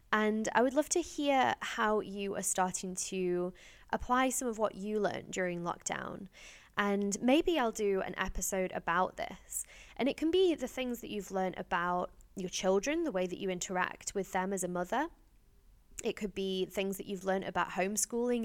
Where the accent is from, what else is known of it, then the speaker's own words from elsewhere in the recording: Stoke-on-Trent, West Midlands, United Kingdom; my hometown, Stoke-on-Trent in Staffordshire